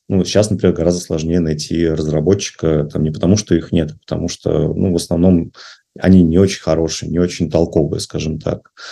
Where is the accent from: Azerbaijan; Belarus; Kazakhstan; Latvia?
Belarus; moved away as an adult; now in Russia; я в Россию переехал из Беларуси. А вот и у меня был, то есть я сам белорус